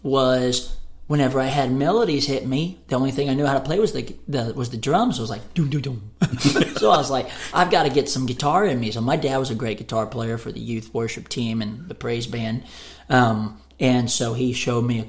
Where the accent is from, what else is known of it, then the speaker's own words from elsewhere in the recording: Waco, Texas, United States; also born or lived in Hillsboro, Texas; now in Nashville, United States; I grew up in Waco, Texas.